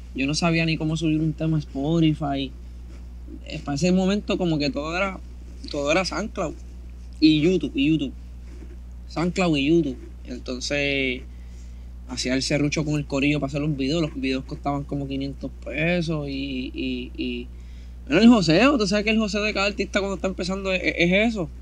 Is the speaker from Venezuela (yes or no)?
no; Carolina, Puerto Rico; also born or lived in Canóvanas, Puerto Rico; yo me crié en Canóvana, como hasta los 10 años